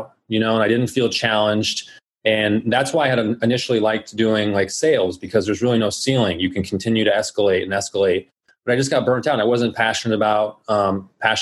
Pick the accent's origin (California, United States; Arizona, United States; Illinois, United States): Arizona, United States; Phoenix; I was born and raised here in Phoenix. I pretty much lived here my entire life